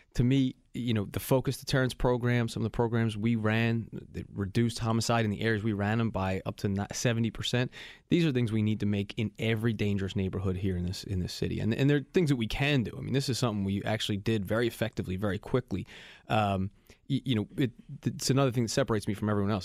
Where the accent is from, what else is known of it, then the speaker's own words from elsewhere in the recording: Philadelphia, Pennsylvania, United States; I was born and raised here in Philadelphia